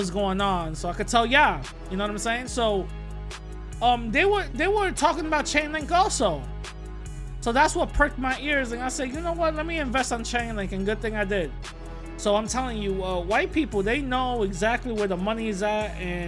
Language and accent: English; New York City, New York, United States; my old neighborhood where I grew up in East Tremont, right? I posted a picture of it. It's East Tremont and Anthony right there in the Bronx.